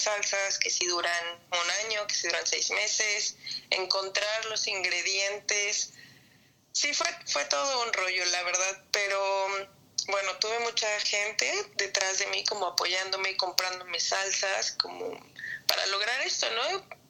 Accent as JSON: {"language": "Spanish", "country": "Mexico", "moved": "as an adult", "lives_now": "Melbourne, Australia", "said": "como mexicano"}